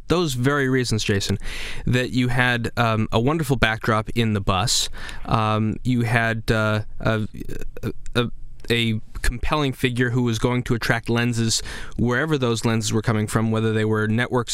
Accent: Indianapolis, Indiana, United States; moved away; Indianapolis, my hometown

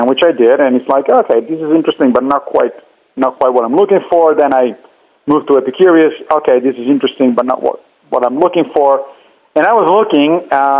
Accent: Italy; moved away as an adult; also born or lived in Tennessee; I grew up in Italy

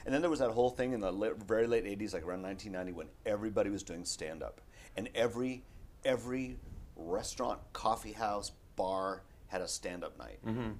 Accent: Wisconsin, United States; now in Los Angeles, United States; I'm from Wisconsin.

